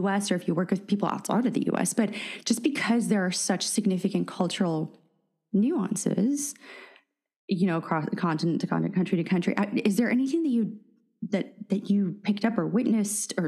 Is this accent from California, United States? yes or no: yes; San Francisco, California, United States; first language Russian; English is a second language; I grew up in San Francisco